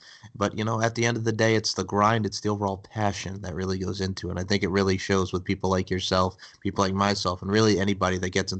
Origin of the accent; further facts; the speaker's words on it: East Islip, New York, United States; I am from East Islip, New York, Long Island, New York.